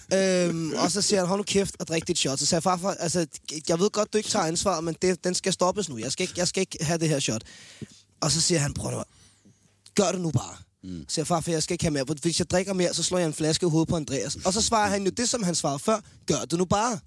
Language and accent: Danish; Denmark; jeg er en sportsmand fra Danmark